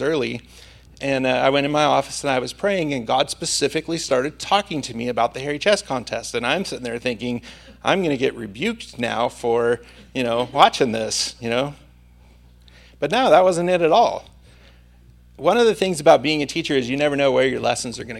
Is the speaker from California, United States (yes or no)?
yes; Santa Maria, California, United States